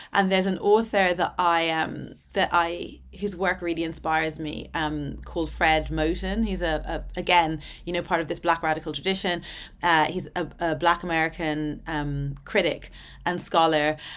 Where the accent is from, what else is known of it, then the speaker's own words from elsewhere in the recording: Ireland; also born or lived in Dublin / Atlanta, Georgia; growing up in Ireland